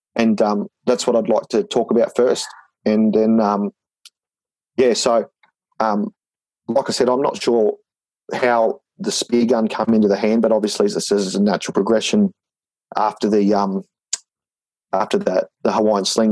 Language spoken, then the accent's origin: English; Ipswich, Queensland, Australia; now in Brisbane, Australia; we grew up in Ipswich